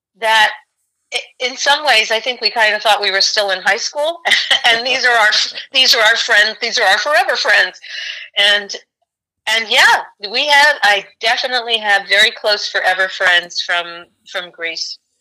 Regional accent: New York City, New York, United States; growing up in New York City

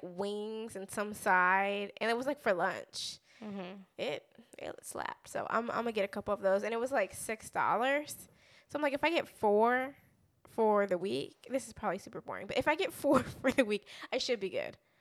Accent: Southern California, United States; moved away as an adult; now in Texas, United States; we grew up in California, so we lived in California for about 20 years

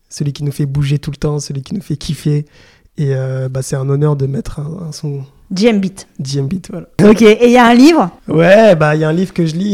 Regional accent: DR Congo; Bon, je suis congolais, j'ai besoin aussi de, de, me ressourcer par rapport à l'histoire.

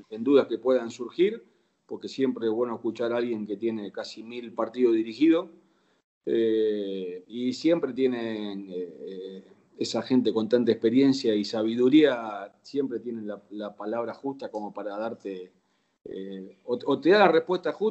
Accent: Banfield, Buenos Aires Province, Argentina; also born or lived in Lomas de Zamora; Yo nací en Loma de Zamora, este, viví en Banfield casi toda mi vida y me crié. Ahí tengo todos mis amigos

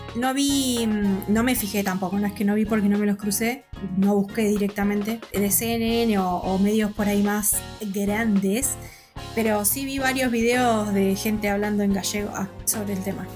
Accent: Argentina; Acá en Argentina

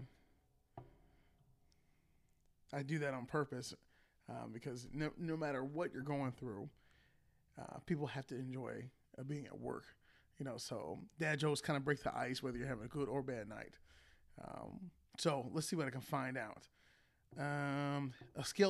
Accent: Akron, Ohio, United States; moved away as an adult; now in Columbus, United States; I was born and raised in Akron, Ohio, where most of us are Cleveland fans

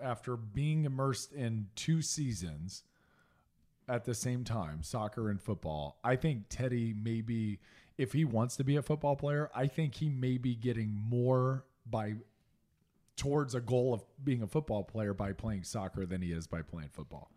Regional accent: Indianapolis, Indiana, United States; moved away; even growing up in Indiana, we didn't start on the south side of Indianapolis until I was in third grade

